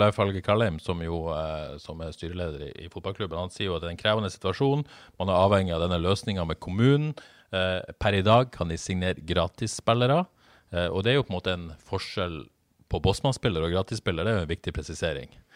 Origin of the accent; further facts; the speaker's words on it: Bodø, Nordland, Norway; moved away; jeg er fra Bodø